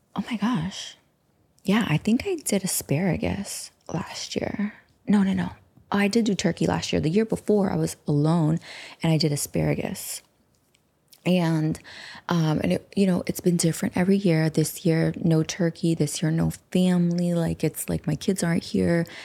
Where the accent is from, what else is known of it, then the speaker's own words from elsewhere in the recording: United States; we're from the United States